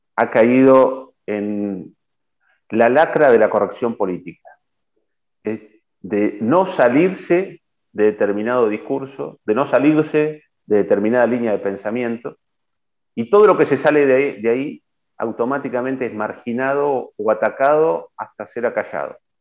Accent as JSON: {"language": "Spanish", "country": "Argentina", "said": "como argentinos"}